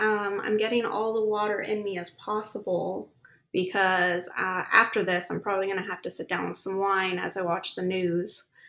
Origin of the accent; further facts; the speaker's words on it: Sunnyvale, California, United States; moved away as an adult; now in Sacramento, United States; So originally we're from the Bay Area, Sunnyvale, which is close to San Jose, Santa Clara, Cupertino area. And then 4 years ago, we moved up here to the Sacramento area. And yeah, we're Bay Area transplants.